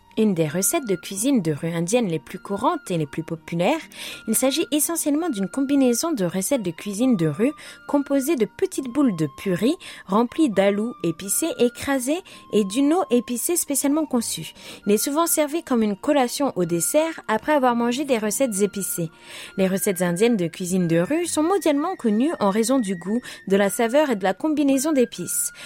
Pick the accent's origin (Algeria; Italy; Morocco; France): Algeria; ma région qui est l'Algérie